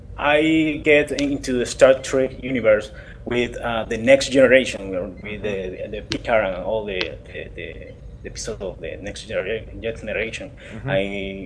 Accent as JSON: {"language": "English", "country": "Colombia", "moved": "yes", "said": "I'm from Colombia"}